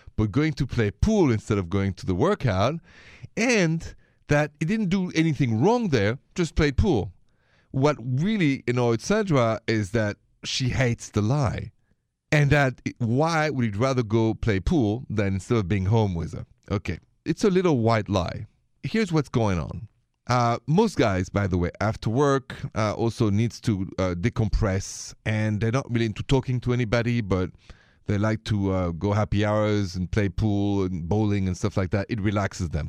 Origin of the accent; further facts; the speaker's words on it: Paris, Île-de-France, France; accent: French; now in United States; My accent is French. I'm from Paris, but I live here, work here, and love being an American citizen.